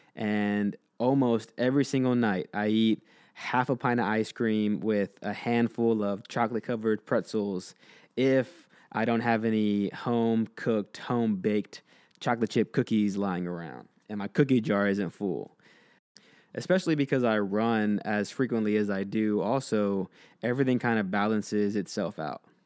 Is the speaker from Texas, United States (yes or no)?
yes; Texas, United States; the Texan coming out in me